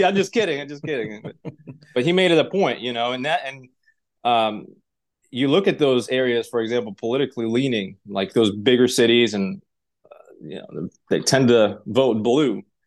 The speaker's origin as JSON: {"language": "English", "region": "Tashkent", "country": "Uzbekistan", "tie": "born or raised there", "also_born_or_lived": "Russia", "second_language": "English", "moved": "yes", "lives_now": "United States", "said": "I'm originally from Tashkent, Uzbekistan. Grew up there, uh, lived in Russia for part of time in a small little village in Kinyel."}